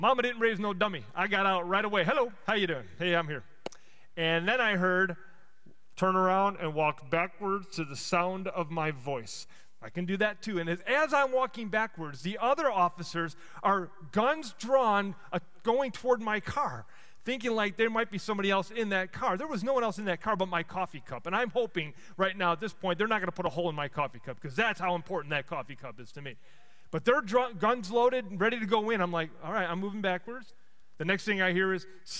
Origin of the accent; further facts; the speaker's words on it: Chicago, Illinois, United States; moved away; I grew up in Chicago